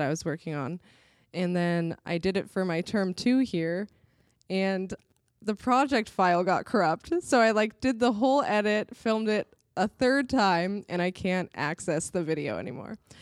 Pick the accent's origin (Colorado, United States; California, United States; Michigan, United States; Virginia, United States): California, United States; San Diego; moved away as an adult; now in Chicago, United States; I'm from San Diego